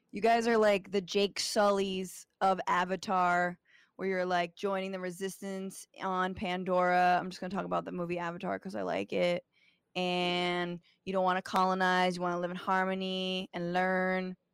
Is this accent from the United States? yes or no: no; Guatemala; I'm from Guatemala. It's sad.